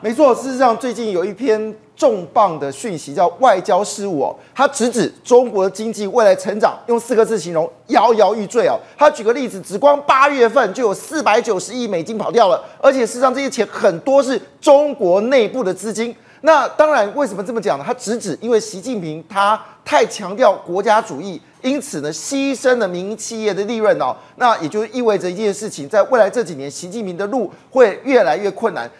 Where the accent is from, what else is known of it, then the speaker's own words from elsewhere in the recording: Taiwan; 我们台湾人